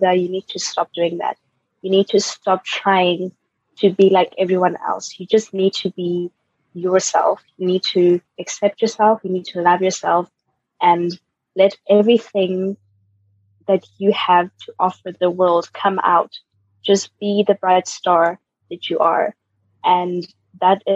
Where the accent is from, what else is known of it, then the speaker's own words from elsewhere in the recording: Pretoria, Gauteng, South Africa; moved away as an adult; now in Germany; I was born in Pretoria, South Africa